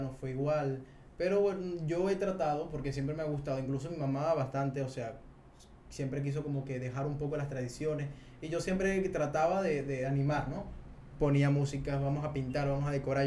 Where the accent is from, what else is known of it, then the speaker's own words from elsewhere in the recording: Venezuela; nosotros somos venezolanos